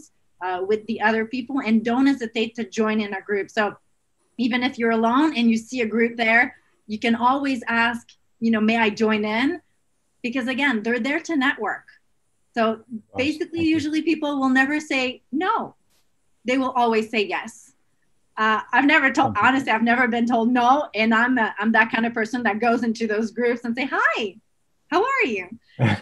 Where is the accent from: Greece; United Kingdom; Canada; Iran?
Canada; Montreal, Quebec; I'm from Montreal in Canada